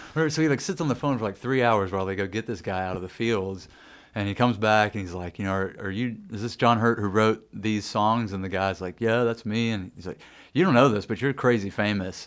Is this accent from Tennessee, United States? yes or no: yes; Nashville, Tennessee, United States; growing up in Nashville, I had just absolutely detested country music